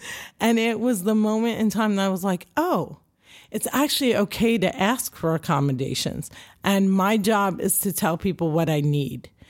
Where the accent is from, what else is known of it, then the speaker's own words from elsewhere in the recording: Cliffside Park, New Jersey, United States; I'm a Jersey girl. I'm born and raised in New Jersey